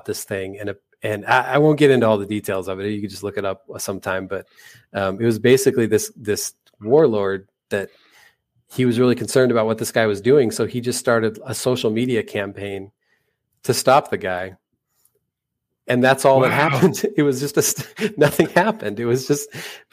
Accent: United States; I'm American

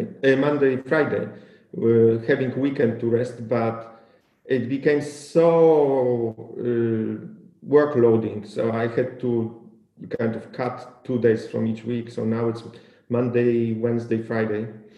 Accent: Poland; my hometown in Poland

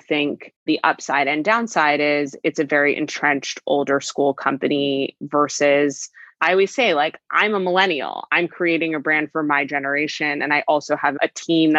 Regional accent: California, United States; I grew up in California

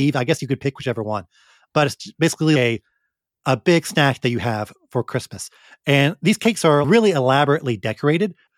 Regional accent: United States; now in Japan; we're from America.

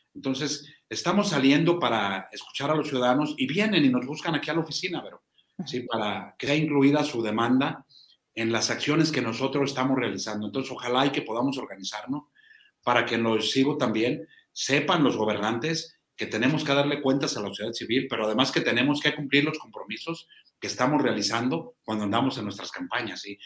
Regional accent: Zacatecas, Mexico; nuestro estado

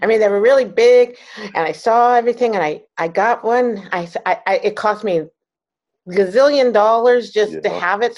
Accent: Maryland, United States; moved away as an adult; also born or lived in California; I grew up in Maryland, okay. Right outside of DC

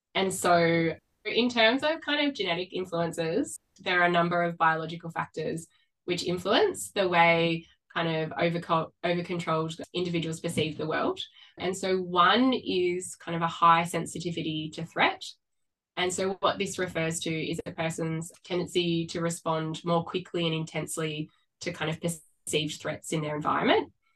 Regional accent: Sydney, New South Wales, Australia; moved away as an adult; now in Melbourne, Australia; I grew up on the Northern Beaches in Sydney and I relocated to Melbourne about 12 years ago

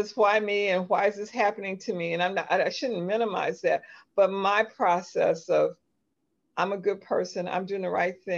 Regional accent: Highland Park, Michigan, United States; And I grew up in Detroit, Michigan, actually Highland Park, Michigan

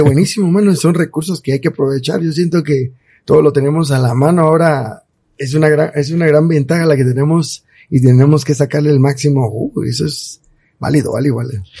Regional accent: Cobán, Alta Verapaz, Guatemala; Yo soy 100% cobanero, eh, amo mi tierra, viva la tierra de Carlos V, Cobán

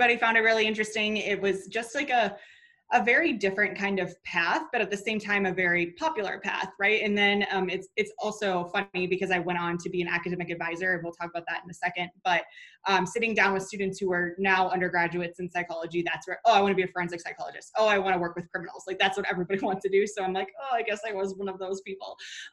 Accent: Minnesota, United States; moved away as an adult; now in North Carolina, United States; where I grew up in Minnesota, currently in North Carolina

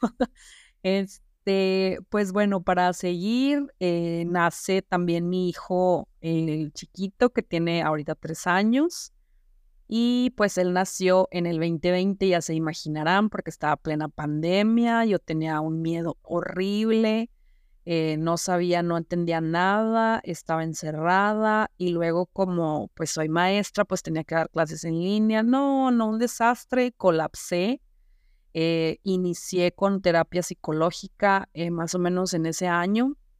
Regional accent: Saltillo, Coahuila, Mexico; also born or lived in Zamora, Michoacán; yo tenía cuatro años y a mi papá lo mandan a trabajar acá a Saltillo, Coahuila, que es donde yo resido actualmente

